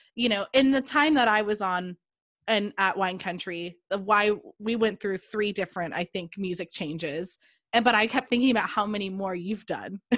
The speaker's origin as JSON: {"language": "English", "region": "California", "country": "United States", "also_born_or_lived": "Oregon", "moved": "yes", "said": "I am some girl from California"}